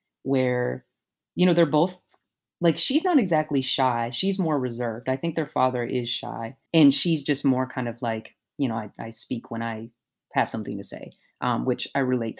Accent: Louisville, Kentucky, United States; I grew up in Kentucky in, you know, not a rural area. I was in Louisville still

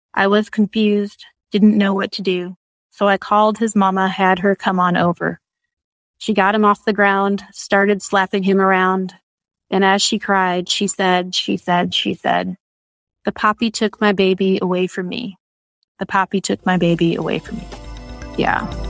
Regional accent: Michigan, United States; now in Texas, United States; I'm originally from Michigan

